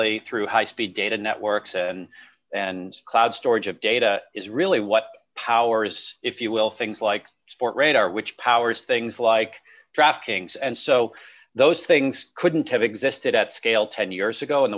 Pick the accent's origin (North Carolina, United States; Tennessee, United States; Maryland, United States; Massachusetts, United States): Massachusetts, United States; Boston; as a person growing up in the Boston area where sports was a big part of my life